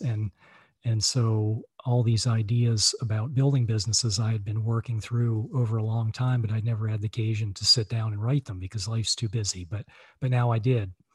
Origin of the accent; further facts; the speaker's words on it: Virginia, United States; moved away as an adult; also born or lived in Boston, Massachusetts; now in Charlottesville, United States; I grew up in Virginia